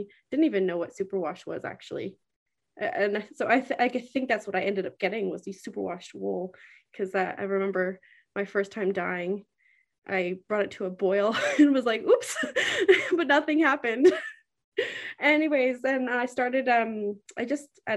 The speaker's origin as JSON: {"language": "English", "town": "Whitehorse", "region": "Yukon", "country": "Canada", "tie": "born or raised there", "said": "I was born and raised here in the Yukon."}